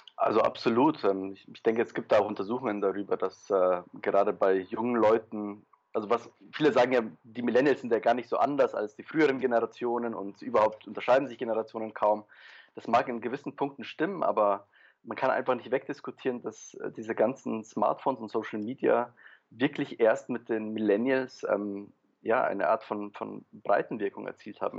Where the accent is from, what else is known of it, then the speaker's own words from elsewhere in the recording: Germany; also born or lived in Poland / Paris, France / Berlin, Germany; ich bin in Polen geboren, bin dann mit drei Jahren nach Deutschland ähm, ausgewandert sozusagen mit meinen Eltern, habe dann vor allem in Deutschland studiert